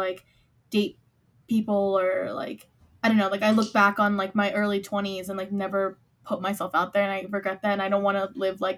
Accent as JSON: {"language": "English", "town": "Philadelphia", "region": "Pennsylvania", "country": "United States", "tie": "born or raised there", "said": "I grew up in Philly. I still live here"}